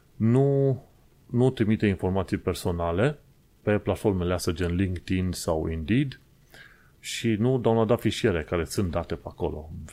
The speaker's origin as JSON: {"language": "Romanian", "country": "Romania", "moved": "yes", "lives_now": "London, United Kingdom", "said": "Ca imigranți, ca români imigranți într-o țară străină"}